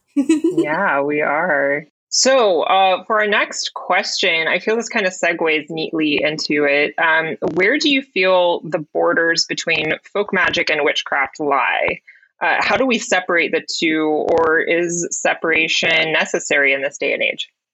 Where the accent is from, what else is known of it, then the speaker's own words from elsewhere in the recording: the South, United States; I grew up in the South